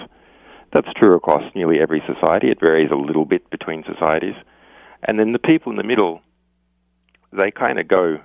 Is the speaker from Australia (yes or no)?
yes; Australia; as an Australian, you know, Australia is a long way from anywhere else